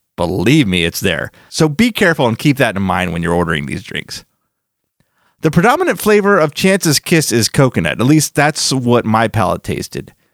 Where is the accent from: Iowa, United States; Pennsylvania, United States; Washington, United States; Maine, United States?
Pennsylvania, United States; Philadelphia; moved away; I am originally from Philadelphia